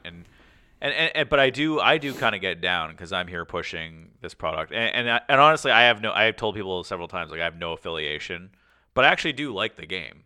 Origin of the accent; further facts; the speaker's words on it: Canada; we're Canadian